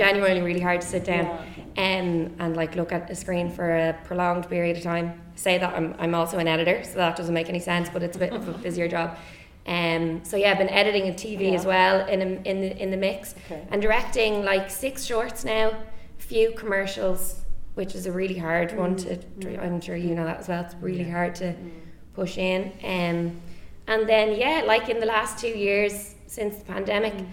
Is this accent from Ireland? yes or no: yes; Dublin, Leinster, Ireland; from Dublin.